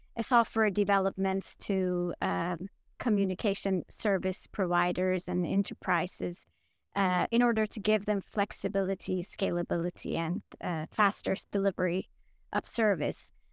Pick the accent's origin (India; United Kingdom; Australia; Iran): Iran; also born or lived in Linköping, Sweden; now in Sweden; I'm originally from Iran